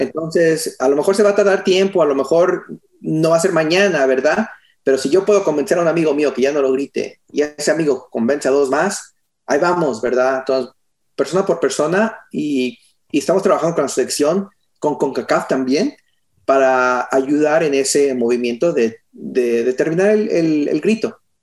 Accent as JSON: {"language": "Spanish", "town": "Austin", "region": "Texas", "country": "United States", "tie": "born or raised there", "also_born_or_lived": "San Luis Potosí, Mexico", "said": "yo nací aquí en, eh, en Austin, Texas"}